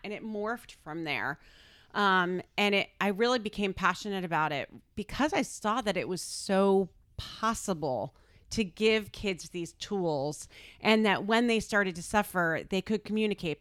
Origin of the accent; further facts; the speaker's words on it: Connecticut, United States; also born or lived in Darien, Connecticut; I grew up in Connecticut, so I've been here a very long time